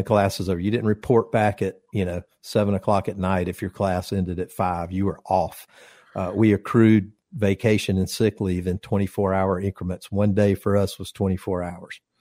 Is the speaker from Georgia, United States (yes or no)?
yes; Conyers, Georgia, United States; my first apartment was in my hometown in Conyers